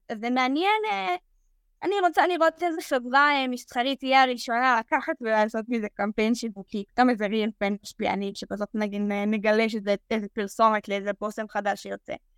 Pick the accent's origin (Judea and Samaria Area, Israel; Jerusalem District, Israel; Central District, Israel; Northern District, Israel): Northern District, Israel; Nof HaGalil; moved away as an adult; now in Tel Aviv, Israel; אני באה מנצרת עילית